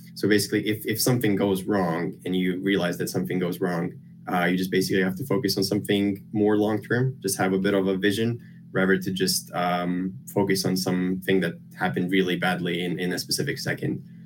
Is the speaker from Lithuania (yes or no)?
yes; Lithuania; moved away as an adult; now in United Kingdom; I grew up in Lithuania. Uh, I've basically lived my whole life there near the capital.